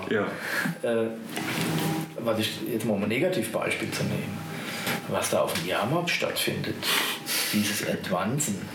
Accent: Bad Kreuznach, Rhineland-Palatinate, Germany; Aber Kreuznach ist wirklich im besten Sinne des Wortes meine Heimatstadt.

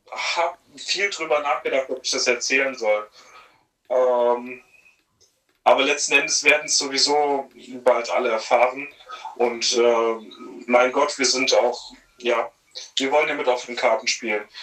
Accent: Bad Kreuznach, Rhineland-Palatinate, Germany; Naja, es ist so, als ich wurde aus meiner Heimat entrissen, ja. Also, ja, ich vermisse Bad Kreuznach tatsächlich

